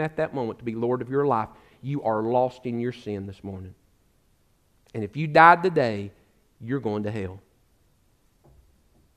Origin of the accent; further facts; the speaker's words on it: United States; also born or lived in Alabama; now in East Tennessee, United States; I grew up in the Smoky Mountains.